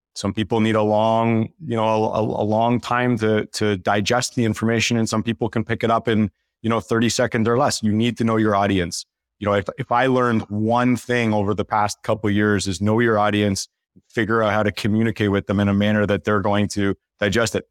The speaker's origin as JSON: {"language": "English", "country": "Canada", "said": "the token Canadian on the team"}